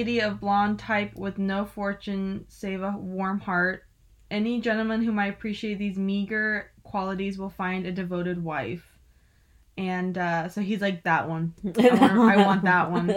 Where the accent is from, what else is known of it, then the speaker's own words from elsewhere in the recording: the South, United States; accent: southern; My little southern accent